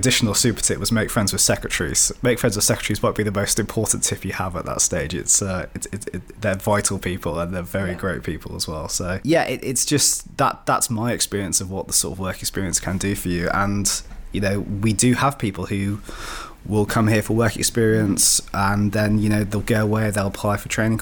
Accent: Shropshire, West Midlands, United Kingdom; also born or lived in Cardiff; I'm from the Shropshire area initially.

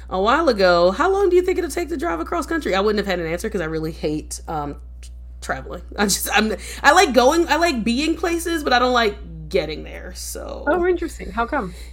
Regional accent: East Coast, United States; I'm I'm from the East Coast and I'm a true East Coaster in that I don't know any towns in the middle.

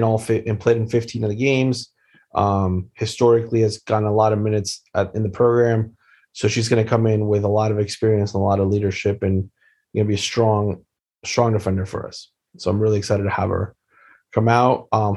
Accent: Wilmington, Delaware, United States; born there; I was born in Wilmington, actually.

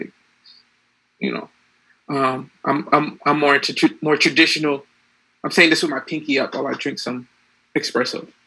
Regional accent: Boston, Massachusetts, United States; I'm a Bostonian.

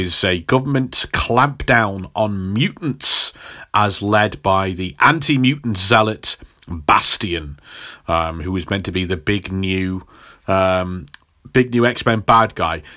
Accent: England, United Kingdom; as an English person

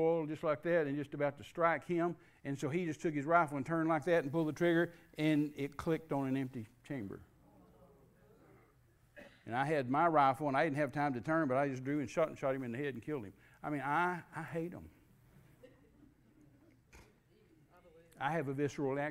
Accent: Midland, Texas, United States; I was raised in Midland, Texas.

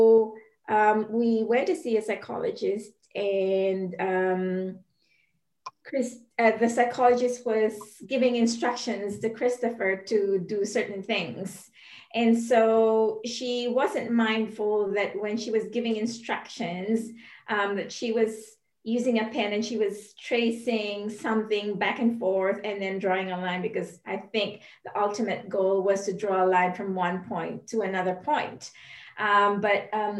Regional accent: Philippines; moved away as an adult; also born or lived in Indonesia / United States; I am originally from the Philippines, and my husband is Singaporean, but we moved to Indonesia because of work

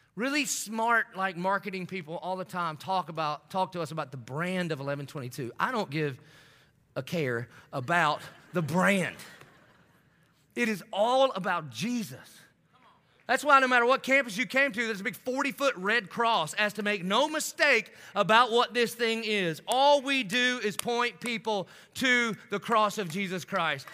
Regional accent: the South, United States; I grew up in the South

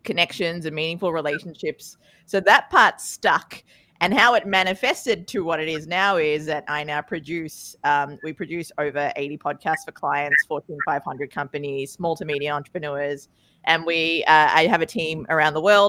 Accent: Australia; accent: Australian; also born or lived in Sri Lanka; now in New York, United States; My accent is from Australia, and my looks are from a little bit further out in Sri Lanka, but I do work out of Brooklyn, New York

